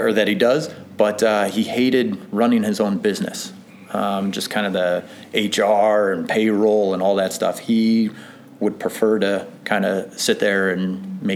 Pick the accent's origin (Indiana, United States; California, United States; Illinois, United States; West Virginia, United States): Illinois, United States; McHenry; I was born and raised in McHenry, Illinois